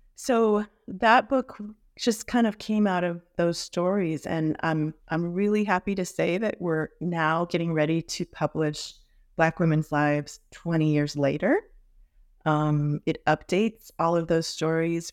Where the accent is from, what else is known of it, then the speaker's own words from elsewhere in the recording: Los Angeles, California, United States; also born or lived in Santa Barbara, California; growing up in Hollywood, a very multiracial, um, multi-ethnic international environment at Hollywood High School